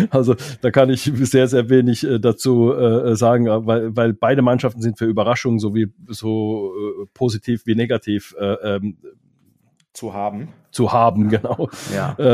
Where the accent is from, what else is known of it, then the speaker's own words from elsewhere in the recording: Mannheim, Baden-Württemberg, Germany; legt mir das bitte nicht als Mannheimer Arroganz oder irgendwie sowas aus